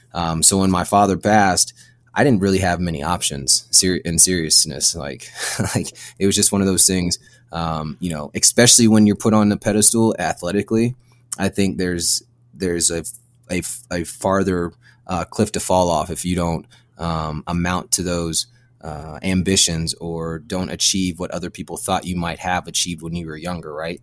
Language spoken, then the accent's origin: English; Virginia, United States; moved away as an adult; I'm from Virginia, born and raised in Virginia